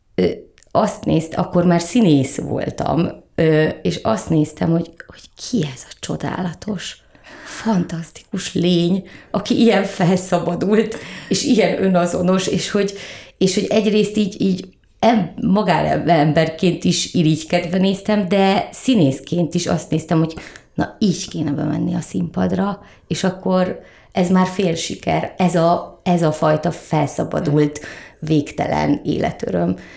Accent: Keszthely, Zala, Hungary; now in Budapest, Hungary; én vidéken nőttem föl és mi a város szélén laktunk a vasút mellett a Balatonnal szemben Keszthelyen

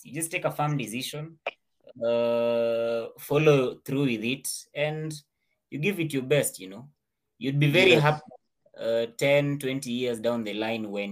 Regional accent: Kenya; I was born in Kenya.

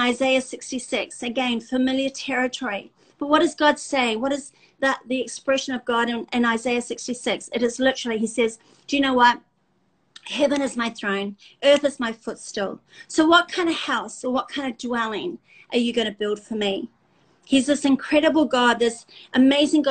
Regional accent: South Africa; We're South African

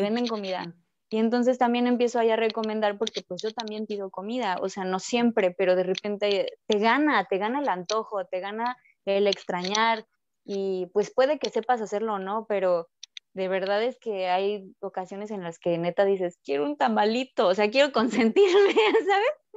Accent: Mexico; moved away as an adult; now in France; Nosotros, los mexicanos

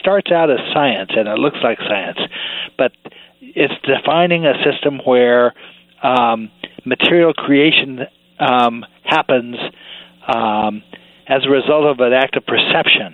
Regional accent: Oregon, United States; also born or lived in Salem / Portland; I grew up in Oregon, actually

